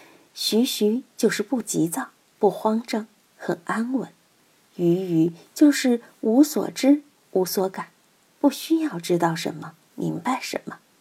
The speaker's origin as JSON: {"language": "Chinese", "town": "Chengdu", "region": "Sichuan", "country": "China", "said": "远的不说，我们就看岷江，看我们成都人歌颂的母亲河。"}